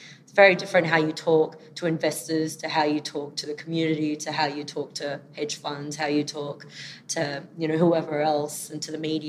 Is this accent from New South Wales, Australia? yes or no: yes; Sydney, New South Wales, Australia; I'm from Sydney, but in Melbourne today.